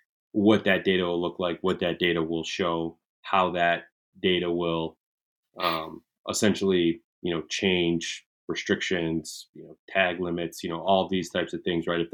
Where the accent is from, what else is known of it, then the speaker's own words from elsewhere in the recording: Michigan, United States; growing up in Michigan, like it's a friggin' holiday for most of us. Right. I mean, where I grew up, we didn't have school on November 15th.